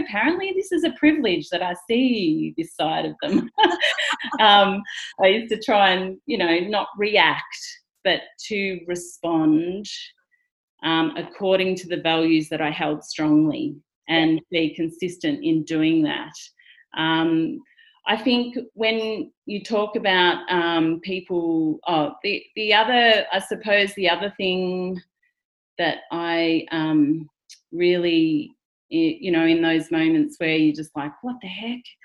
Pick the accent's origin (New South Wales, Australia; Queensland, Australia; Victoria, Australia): Victoria, Australia; rural; I just pretty much grew up in rural Victoria at the regular high school